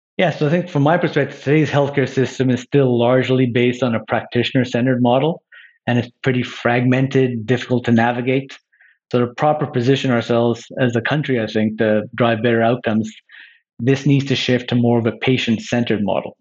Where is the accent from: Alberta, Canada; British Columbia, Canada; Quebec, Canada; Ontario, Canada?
Quebec, Canada; Montreal; moved away as an adult; now in Toronto, Canada; I grew up in Montreal. I've lived in Toronto since graduating from university